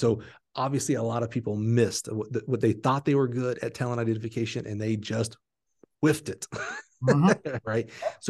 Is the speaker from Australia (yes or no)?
no; Dallas, Texas, United States; Like I grew up just south in the Dallas area.